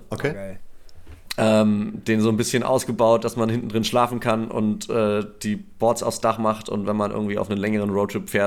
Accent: Nuremberg, Bavaria, Germany; ich komme ich komm aus Nürnberg, aus Franken so.

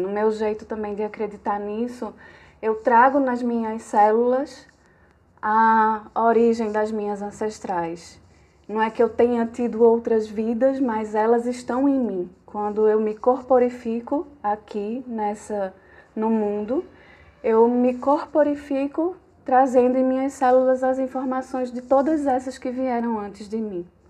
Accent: Garanhuns, Pernambuco, Brazil; also born or lived in Caruaru / Recife; Eu sou garanhuense, né? Sou de Garanhuns.

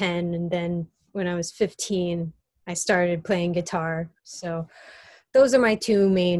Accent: Bohemia, New York, United States; Yeah, I'm from Bohemia, New York, born and raised in New York.

